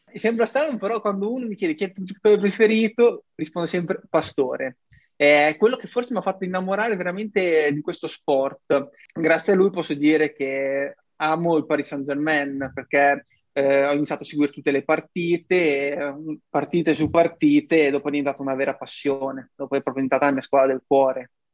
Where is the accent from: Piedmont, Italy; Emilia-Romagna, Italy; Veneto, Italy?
Emilia-Romagna, Italy; Ravenna; io sono un ragazzo di 24 anni di Ravenna